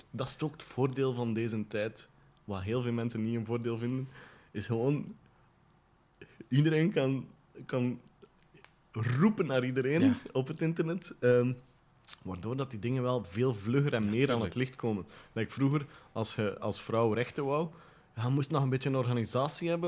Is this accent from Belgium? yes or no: yes; West Flanders, Belgium; vroeger heb ik ook het inwoord gezegd toen ik 16 was of zo. Want ik kom uit West-Vlaanderen.